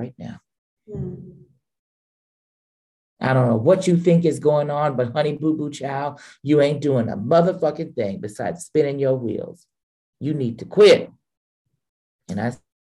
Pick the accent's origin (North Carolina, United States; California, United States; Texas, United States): California, United States; Santa Monica; I'm from Santa Monica. I am officially a child of the sea.